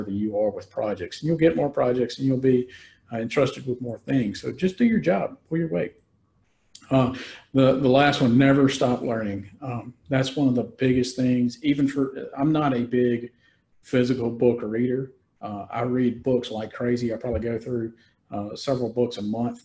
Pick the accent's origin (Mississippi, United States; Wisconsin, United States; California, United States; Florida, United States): Mississippi, United States; Mississippi Delta, United States; I'm from the Mississippi Delta, so I knew a lot of the towns.